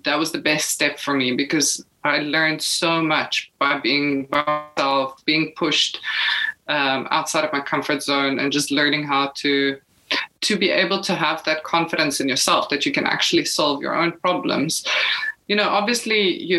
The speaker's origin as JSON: {"language": "English", "country": "South Africa", "moved": "as an adult", "lives_now": "Portugal", "said": "as a South African"}